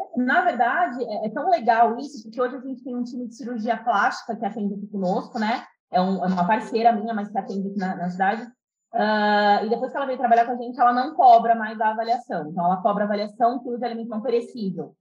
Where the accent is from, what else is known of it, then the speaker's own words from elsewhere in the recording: Itapevi, São Paulo, Brazil; also born or lived in Santos; Eu nasci em São Paulo, fui criada em Itapevi, por alguns anos eu saí daqui, fui para Santos, né, com, com os meus pais e retornei para Itapevi